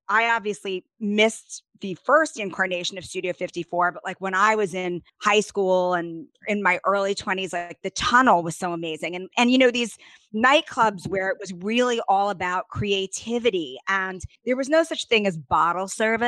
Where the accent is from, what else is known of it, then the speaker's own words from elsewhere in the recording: New York City, New York, United States; I'm a born and raised New Yorker.